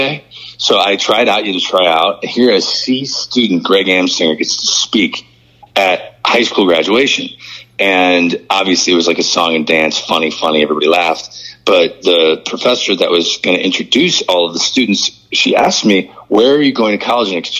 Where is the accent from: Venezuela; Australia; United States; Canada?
United States; St. Louis, Missouri; moved away as an adult; also born or lived in St. Charles, Missouri; now in Montclair, New Jersey, United States; I'm always from St. Louis. That's my hometown